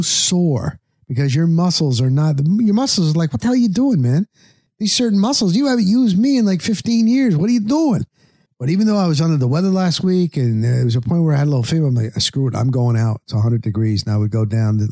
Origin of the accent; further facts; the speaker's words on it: New Jersey, United States; I grew up in New Jersey